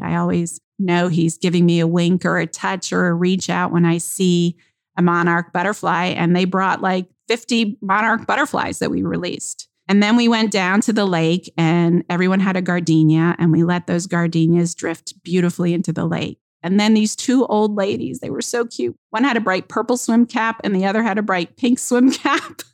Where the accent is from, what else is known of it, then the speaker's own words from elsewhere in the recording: Georgia, United States; moved away; Georgia, my hometown